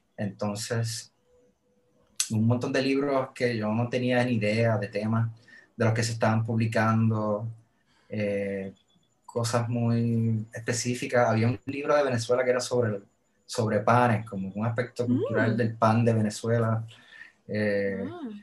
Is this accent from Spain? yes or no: no; Puerto Rico; Yo, vengo de Puerto Rico, yo vengo del trópico